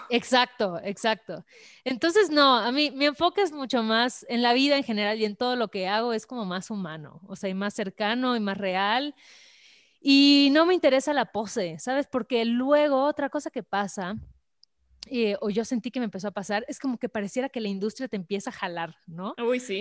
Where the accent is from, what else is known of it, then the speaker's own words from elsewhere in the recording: Mérida, Yucatán, Mexico; moved away as an adult; now in Mexico City, Mexico; soy de Mérida